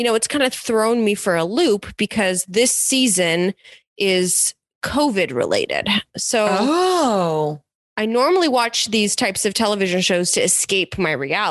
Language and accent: English; Canada; I'm Canadian